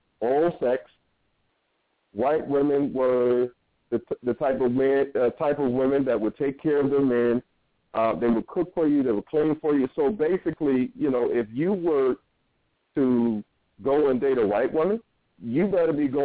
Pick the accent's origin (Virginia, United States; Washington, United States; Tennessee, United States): Virginia, United States; Norfolk; I grew up in Norfolk, Virginia.